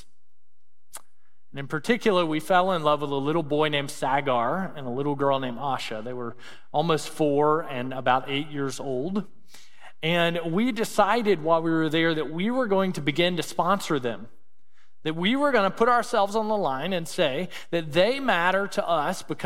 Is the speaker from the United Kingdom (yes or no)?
no; Mississippi, United States; moved away as an adult; Growing up in Mississippi, you know, probably the most impoverished state in our nation